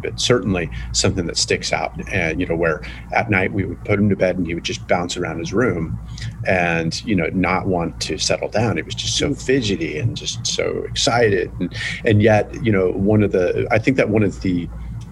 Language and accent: English; California, United States; I grew up in California.